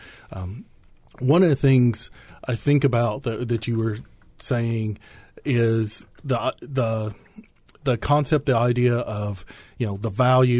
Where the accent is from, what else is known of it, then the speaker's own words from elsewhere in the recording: southeastern Kentucky, United States; also born or lived in Langston, Oklahoma; I was born in Oklahoma, grew up in southeastern Kentucky.